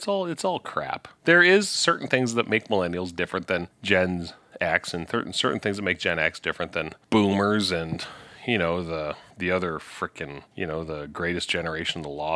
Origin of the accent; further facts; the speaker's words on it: Saskatchewan, Canada; I'm from Saskatchewan, I was, like, Saskatchewan really literally is 20 years behind everything else.